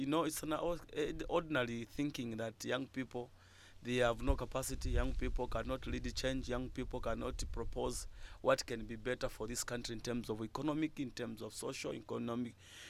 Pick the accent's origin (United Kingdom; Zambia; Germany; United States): Zambia; Luapula Province; I'm from Luapula